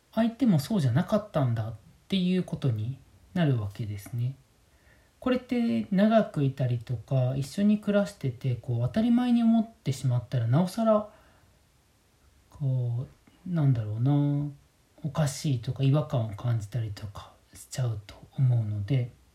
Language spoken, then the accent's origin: Japanese; Kyoto, Japan; moved away as an adult; also born or lived in Tokyo / Shirakawa-go, Gifu; now in Minamiechizen, Japan; 僕自身京都出身なんですけども